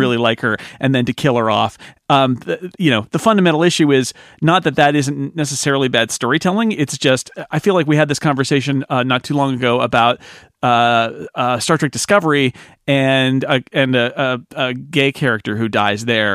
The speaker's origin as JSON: {"language": "English", "country": "United States", "said": "as an American"}